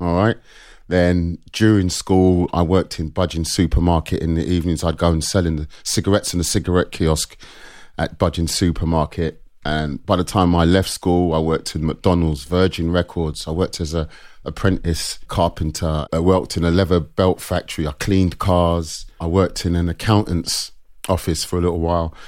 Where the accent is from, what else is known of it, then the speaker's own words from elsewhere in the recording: London, United Kingdom; I was born in North London, Caledonian Road